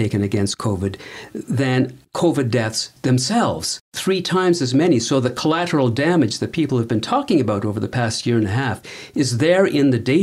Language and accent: English; Canada; being a Canadian